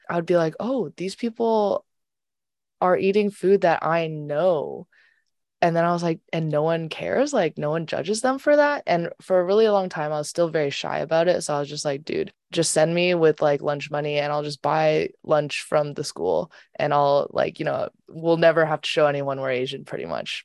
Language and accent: English; Canada; growing up in Canada, um, I was surrounded by a lot of white people